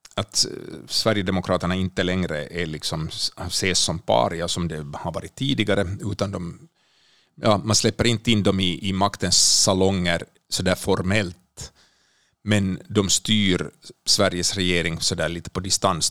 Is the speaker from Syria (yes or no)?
no; Finland; now in Sweden; jag som finländare